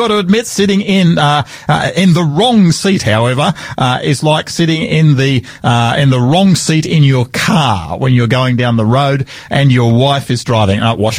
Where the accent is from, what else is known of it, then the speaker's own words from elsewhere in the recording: Sydney, New South Wales, Australia; now in Adelaide, Australia; this big city of Sydney, my hometown.